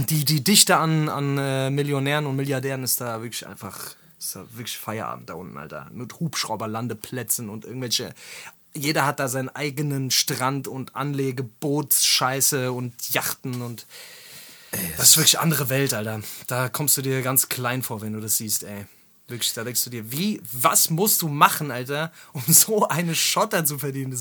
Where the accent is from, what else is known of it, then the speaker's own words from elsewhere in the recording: Germany; als Deutscher